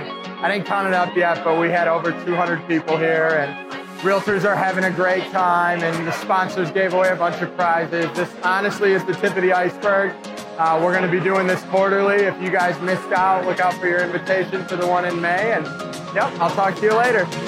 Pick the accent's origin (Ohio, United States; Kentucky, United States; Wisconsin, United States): Wisconsin, United States; Milwaukee; now in Oklahoma City, United States; I grew up in Milwaukee